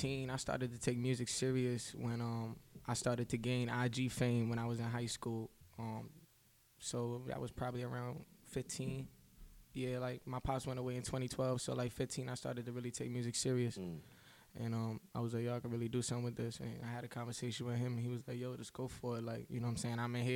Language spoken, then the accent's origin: English; Baldwin, New York, United States; I'm an artist from New York, you know, predominantly Long Island. Baldwin stand up